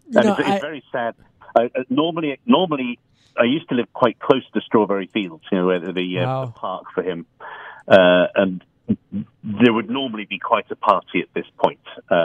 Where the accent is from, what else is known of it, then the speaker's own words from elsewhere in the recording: England, United Kingdom; now in New York, United States; as another Englishman in New York called …, probably... I do have the photo of John Lennon wearing his New York T-shirt up in my room as we speak.